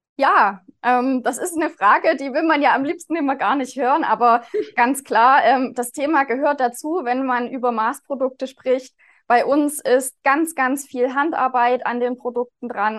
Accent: Zeulenroda, Thuringia, Germany; Ich bin hier seit 2016 inzwischen schon am Standort in Zollenroda in Thüringen. Also das hört man vielleicht auch an meiner Sprechweise. Ich komme hier aus der Region.

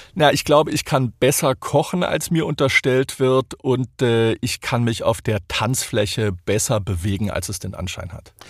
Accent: near Stuttgart, Baden-Württemberg, Germany; accent: Swabian; moved away as an adult; now in Silicon Valley, United States; Ich bin ja äh, aus der Nähe von Stuttgart, dort geboren und aufgewachsen

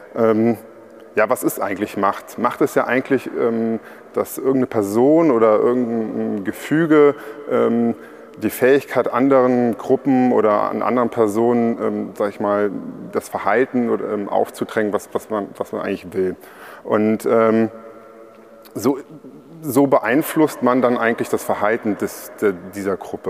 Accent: Trier, Rhineland-Palatinate, Germany; ich komme ja aus Trier

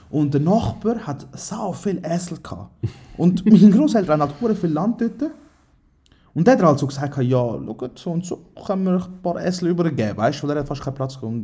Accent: Aargau, Switzerland; Aargau. Lehre habe ich gemacht in Spreitenbach, also bin ich eh äh, komplett durcheinander.

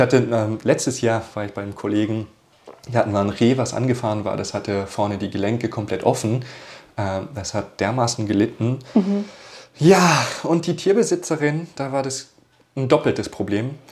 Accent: Austria; bei uns in Österreich

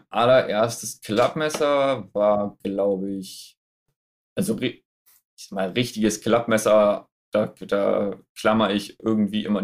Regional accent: Friesoythe, Lower Saxony, Germany; Ähm, also ursprünglich komme ich aus Friseute. Kennen wahrscheinlich die wenigsten.

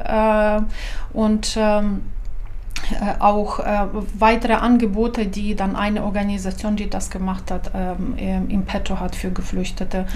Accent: Ukraine; German is a second language; moved away as an adult; also born or lived in Lower Saxony, Germany; now in Germany; Ich habe äh, pädagogische Universität in meiner Heimatstadt abgeschlossen

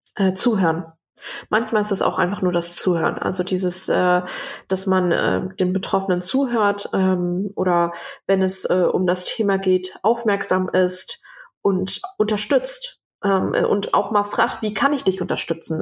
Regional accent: Germany; ich bin hier geboren, meine Eltern äh, äh zwar nicht

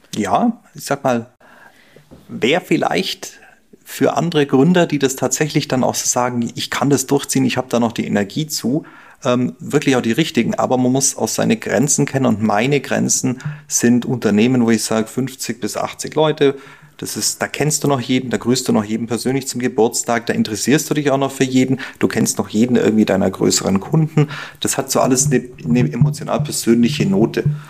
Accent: Germany; als Deutscher

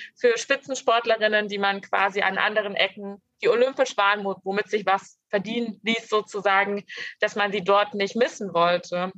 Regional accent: Grimma, Saxony, Germany; ich wurde in Grimma geboren

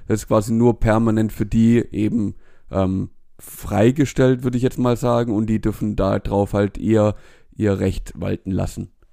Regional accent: Germany; wir Deutschen

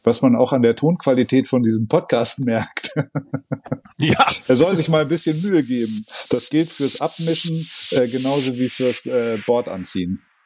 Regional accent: southern Oberallgäu, Bavaria, Germany; now in Hamburg, Germany; der kleine Wintersportort Ofterschwang liegt im südlichen Oberallgäu ähm, in meiner Heimat

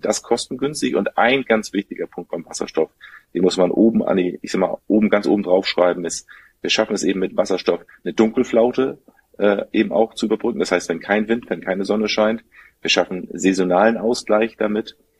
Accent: Germany; bei uns in Deutschland

